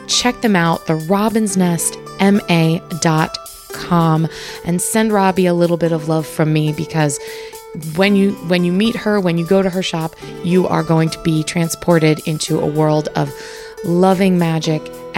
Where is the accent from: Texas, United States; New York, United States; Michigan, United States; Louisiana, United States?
New York, United States; We must have met somewhere. I mean, we grew up in New York at the same time.